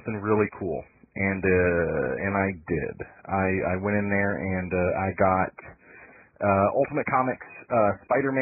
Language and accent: English; Big Rapids, Michigan, United States; moved away as an adult; also born or lived in Morley, Michigan; now in Tennessee, United States; growing up in Big Rapids and Morley